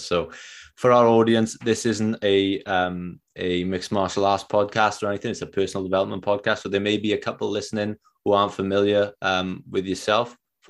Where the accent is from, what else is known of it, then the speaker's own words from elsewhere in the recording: Wales, United Kingdom; I'm from Wales.